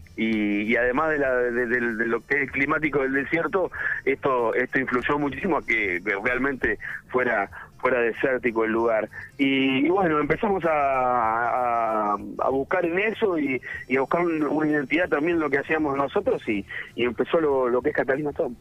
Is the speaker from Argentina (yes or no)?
yes; Santa Rosa, La Pampa, Argentina; moved away; also born or lived in Buenos Aires; Yo de hecho nací en Capital, pero me vine de muy chico, me vine a los tres años a vivir a, la, provincia de La Pampa. O sea, soy pampeano